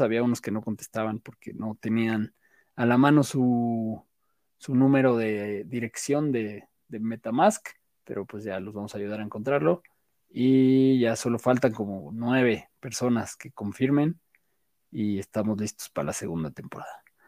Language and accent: Spanish; Mexico City, Mexico; así somos los chilangos